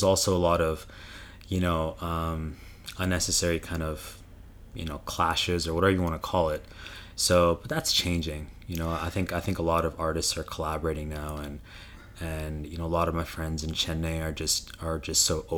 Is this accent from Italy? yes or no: no; Ottawa, Ontario, Canada; when I grew up in Canada, in Ottawa, Canada, I learned from Janani Ganesh